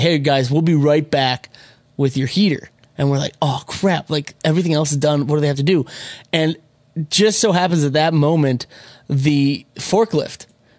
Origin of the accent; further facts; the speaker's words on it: Minnesota, United States; moved away as an adult; now in Los Angeles, United States; I'm from Minnesota originally. I lived in Minnesota longer than I've lived in LA, but it's getting close to where it's about the same.